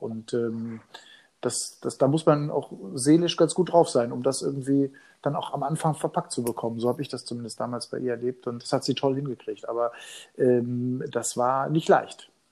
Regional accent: Hagen, North Rhine-Westphalia, Germany; meiner Heimatstadt in Nordrhein-Westfalen, in Hagen

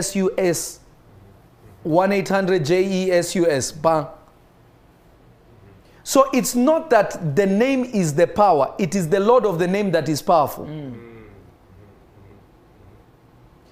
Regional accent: Kenya; I grew up in Kenya.

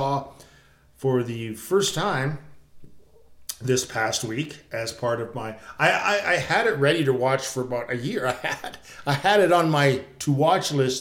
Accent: Canada; being Canadian

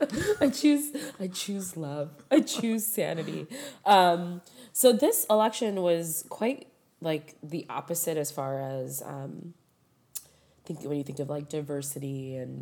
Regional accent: Skokie, Illinois, United States; I grew up in Skokie, like in high school, mm-hmm. and that was considered the largest village.

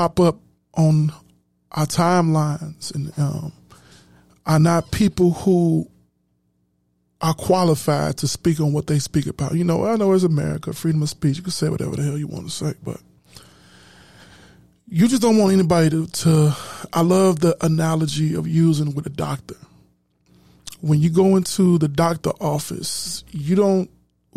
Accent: Chicago, Illinois, United States; I'm from Chicago

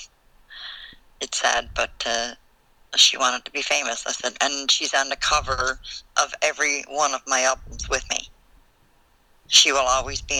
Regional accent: Newfoundland and Labrador, Canada; moved away; I'm originally from Newfoundland, so my slang is really bad

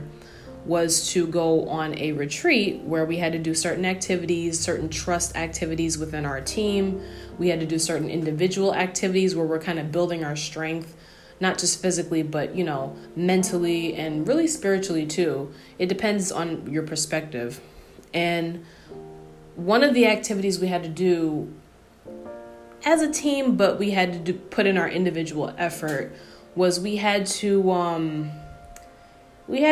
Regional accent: New York, United States; I grew up in New York, so I'm born and bred in New York.

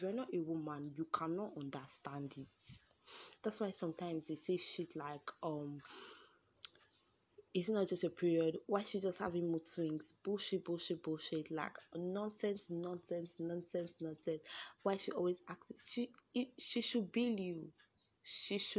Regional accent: Nigeria; I'm a Nigerian woman

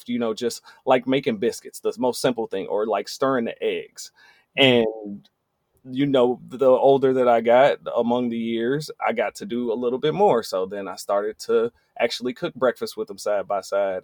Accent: Benton Harbor, Michigan, United States; I'm from Benton Harbor, Michigan

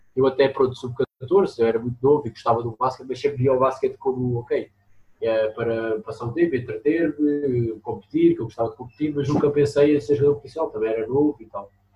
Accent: Lisbon, Portugal; also born or lived in Aveiro; eu nasci em Lisboa, depois vivi a Aveiro

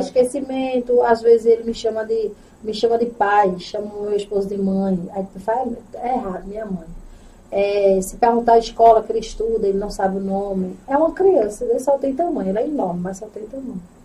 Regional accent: Itambé, Pernambuco, Brazil; also born or lived in Rio de Janeiro / Baía da Traição / Goiana; sou natural de Itambé, né? Sou natural de Itambé, tenho 32 anos.

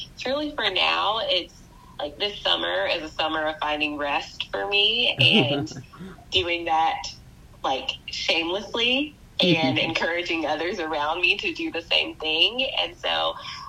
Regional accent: Spartanburg, South Carolina, United States; now in Charleston, United States; I grew up in Spartanburg, South Carolina

